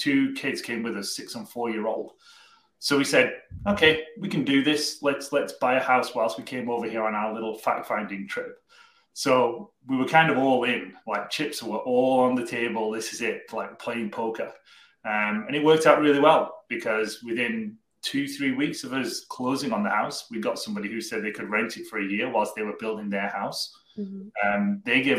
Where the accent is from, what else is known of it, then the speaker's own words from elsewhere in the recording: Cardiff, Wales, United Kingdom; moved away as an adult; now in Nova Scotia, Canada; we originally came from a place called Cardiff in South Wales in the UK